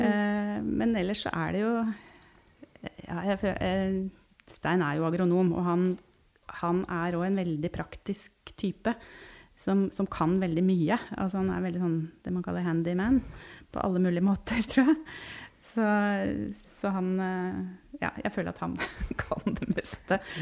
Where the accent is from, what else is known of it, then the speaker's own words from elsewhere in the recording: Hamar, Innlandet, Norway; also born or lived in Oslo; now in Tynset, Norway; Jeg har vokst opp på Hamar, men har bodd litt rundt omkring.